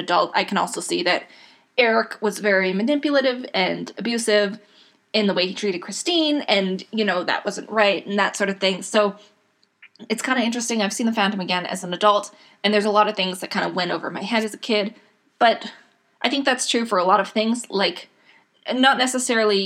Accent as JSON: {"language": "English", "area": "Edmonton", "region": "Alberta", "country": "Canada", "tie": "born or raised there", "lives_now": "Edmonton, Canada", "said": "I was born in Edmonton, Canada. I grew up in a small city outside of Edmonton"}